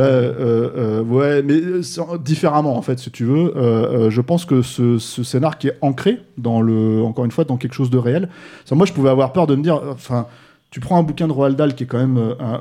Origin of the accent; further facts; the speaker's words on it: France; chez nous en France